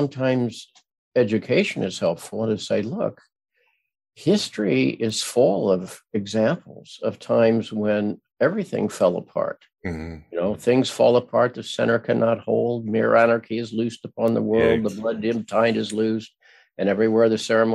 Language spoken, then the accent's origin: English; Midwest, United States; I grew up in the Midwest where everybody was nice